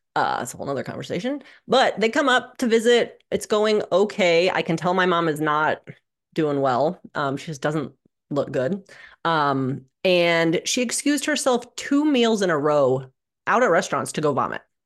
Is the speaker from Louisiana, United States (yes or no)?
no; Omaha, Nebraska, United States; I grew up in Omaha, Nebraska